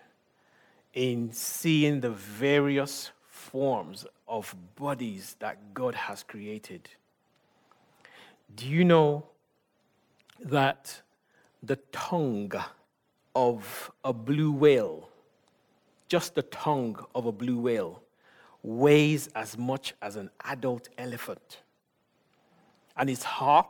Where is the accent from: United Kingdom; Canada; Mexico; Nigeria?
Nigeria; I'm Nigerian